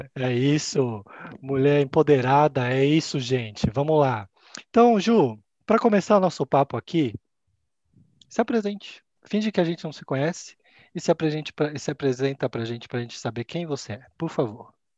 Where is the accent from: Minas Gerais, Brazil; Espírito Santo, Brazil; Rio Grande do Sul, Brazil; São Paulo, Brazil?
São Paulo, Brazil; Campinas; Eu sou de Campinas